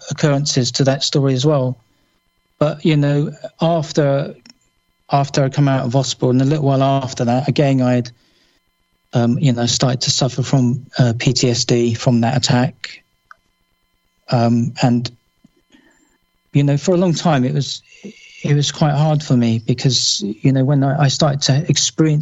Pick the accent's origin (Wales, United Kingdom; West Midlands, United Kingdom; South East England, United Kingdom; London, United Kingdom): London, United Kingdom; moved away as an adult; now in Somerset, United Kingdom; I was born and bred in London